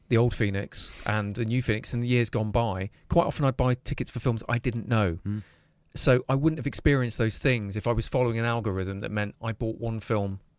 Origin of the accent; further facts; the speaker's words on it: Leicester, East Midlands, United Kingdom; Well, I grew up in Belgrave.